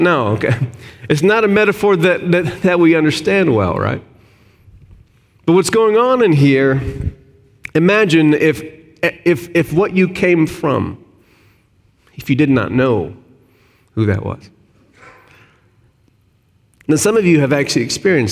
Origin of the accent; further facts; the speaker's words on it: Arkansas, United States; moved away; I'm from Arkansas, SEC country.